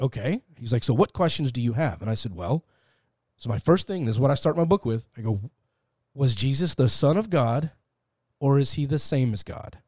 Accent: Fort Worth, Texas, United States; moved away as an adult; also born or lived in Beverly Hills; now in Los Angeles, United States; I grew up in, uh, Fort Worth, Texas

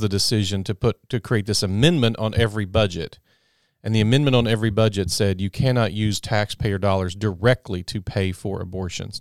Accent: United States; as an American

